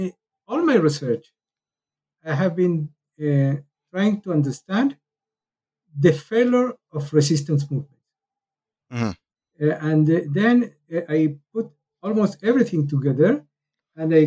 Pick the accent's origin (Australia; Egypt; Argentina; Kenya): Argentina; now in Israel; I was born in Argentina. I came to Israel in 1972